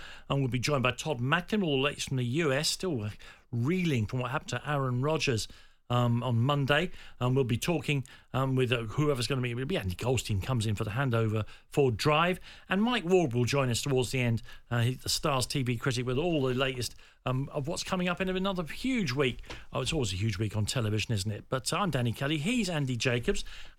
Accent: England, United Kingdom; I was born in England.

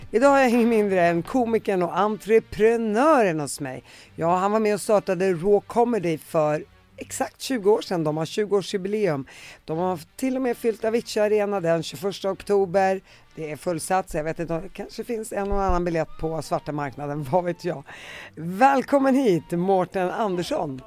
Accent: Sweden; när jag växte upp i Sverige

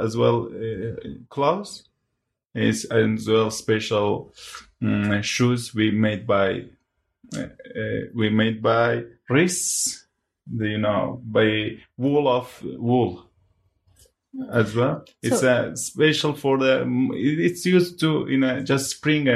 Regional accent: Hawraman, Iran; first language Hawrami; English is a second language; moved away as an adult; now in United Kingdom; I part of the Kurdish, very small population, we are Horami people. Because in our country, we can't read and write by our language.

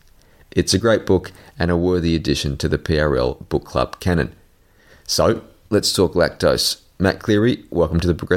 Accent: Sydney, New South Wales, Australia; I grew up about 10 minutes drive from Parramatta Stadium

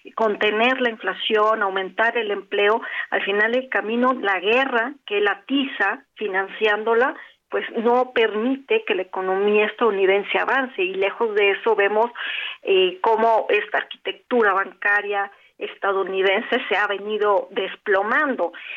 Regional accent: Mexico; nosotros como mexicanos

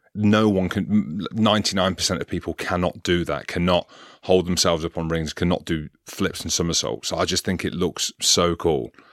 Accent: Coventry, West Midlands, United Kingdom; I grew up in Coventry in the Midlands.

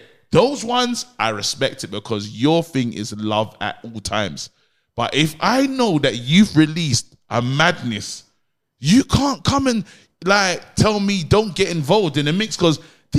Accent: Nigeria; as a Nigerian

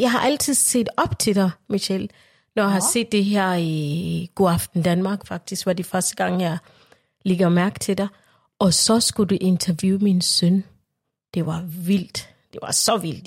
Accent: Uganda; now in Denmark; jeg er født i Højmer i Uganda

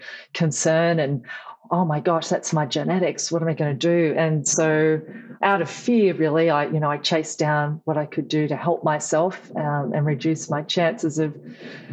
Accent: Tamworth, New South Wales, Australia; also born or lived in Wagga Wagga, New South Wales; now in Newcastle, Australia; I grew up in Tamworth, New South Wales

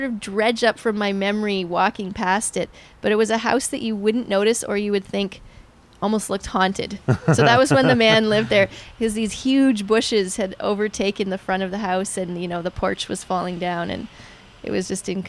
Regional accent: Hamilton, Ontario, Canada; born there; also born or lived in Germany; I was born in Hamilton, and then we moved around a fair bit.

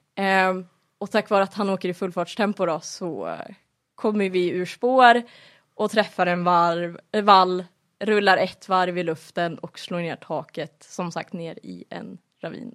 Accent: Flen, Södermanland, Sweden; moved away as an adult; now in Kolsva, Sweden; Jag är ju annars ifrån Sörmland, i, utanför Flen har jag bott på landet hela mitt liv.

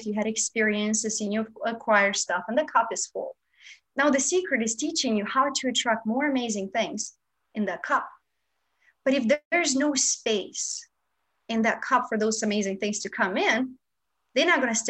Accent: Moldova; now in Los Angeles, United States; I grew up in Moldova, which is a part of Romania.

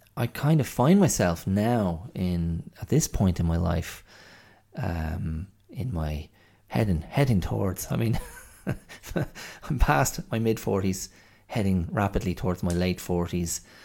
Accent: Ireland; we Irish people. I mean, in Ireland, you know, we, we consumed a huge amount of American content

